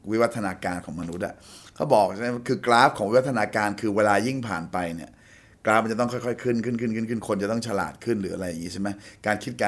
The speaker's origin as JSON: {"language": "Thai", "country": "Thailand", "also_born_or_lived": "New York", "moved": "as an adult", "said": "เราห่างจากเมืองไทยไปหกปี"}